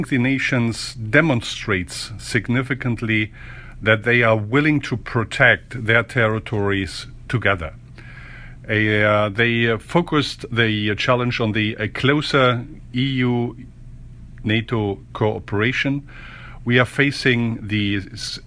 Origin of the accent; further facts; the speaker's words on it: Germany; As German, I'm a little bit, I'm from Germany